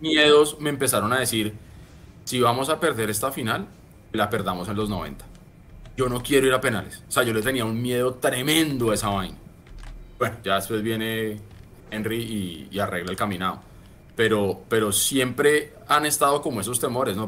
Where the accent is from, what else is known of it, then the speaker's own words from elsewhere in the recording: Colombia; como buenos colombianos